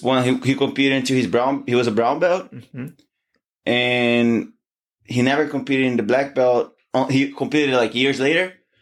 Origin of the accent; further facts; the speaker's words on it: Niterói, Rio de Janeiro, Brazil; moved away as an adult; He has a gym in my hometown. Oh, okay. Right, in Niterói. So that's where I started. And so it's been what, like now I'm 28